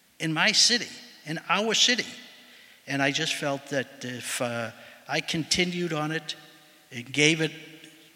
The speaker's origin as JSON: {"language": "English", "town": "Boston", "region": "Massachusetts", "country": "United States", "tie": "born or raised there", "said": "I am the Boston boy. I grew up in Boston, went to public schools in Boston"}